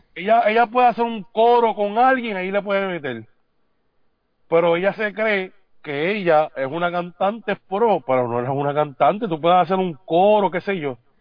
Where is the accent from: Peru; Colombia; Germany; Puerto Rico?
Puerto Rico; San Juan; yo salí de ahí, yo me crié ahí